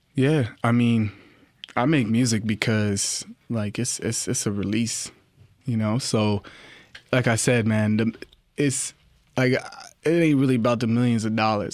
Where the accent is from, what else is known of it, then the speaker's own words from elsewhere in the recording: Toronto, Ontario, Canada; I'm from Rexdale, Toronto.